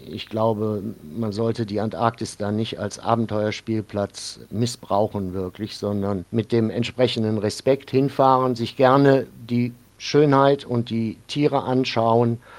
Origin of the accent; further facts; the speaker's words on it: North Rhine-Westphalia, Germany; Ich bin im Rheinland aufgewachsen, in der Nähe von Bonn und habe mir diesen kölschen Humor dann, glaube ich, ein bisschen bewahrt.